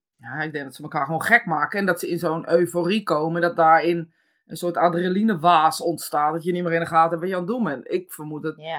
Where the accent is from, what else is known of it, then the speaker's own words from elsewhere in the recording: Netherlands; als Nederlanders